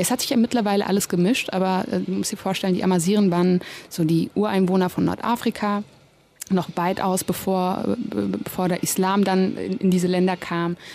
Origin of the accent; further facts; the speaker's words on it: Germany; ich bin ja hier geboren, und aufgewachsen.